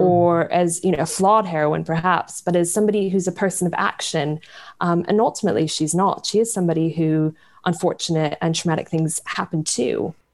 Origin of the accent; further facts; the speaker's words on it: United States; growing up in America come from a very conservative part of America